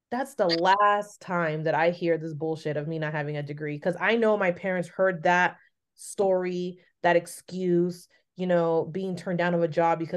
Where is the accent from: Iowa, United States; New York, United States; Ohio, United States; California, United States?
California, United States; San Francisco; also born or lived in Los Altos; I grew up in San Francisco.